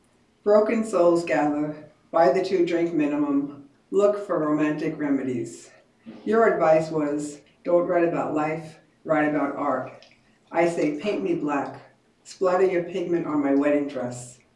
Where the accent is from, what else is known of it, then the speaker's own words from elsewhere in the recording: New York City, New York, United States; also born or lived in Middle Village, Queens; I'm a Queens girl. I grew up in Maspeth, Queens, and I moved one town over to Middle Village. I'm as Queens as it gets.